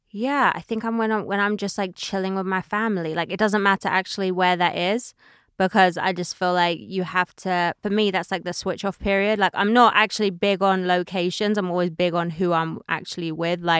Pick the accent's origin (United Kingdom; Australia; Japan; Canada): United Kingdom; now in United States; But now I realize that what makes me valuable in America is actually being British